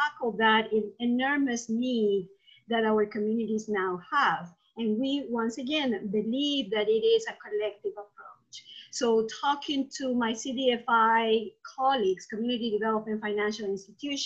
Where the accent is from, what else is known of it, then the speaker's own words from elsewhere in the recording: Peru; moved away as an adult; now in United States; I'm originally from Peru. I moved to the US not too long ago, 13 years ago